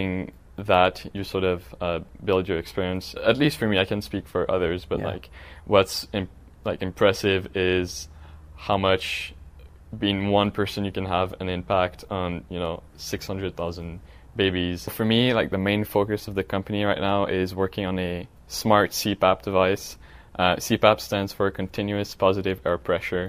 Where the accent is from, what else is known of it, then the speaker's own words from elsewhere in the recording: Montreal, Quebec, Canada; now in San Francisco, United States; I'm from Montreal, Quebec.